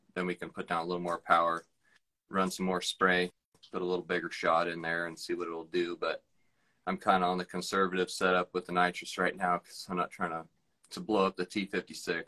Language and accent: English; Monroe, Washington, United States; I'm from Monroe, Washington